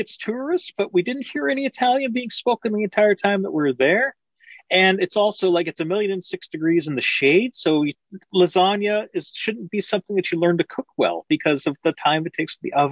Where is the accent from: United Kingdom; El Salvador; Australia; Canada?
Canada; it's a beautiful country. I love my country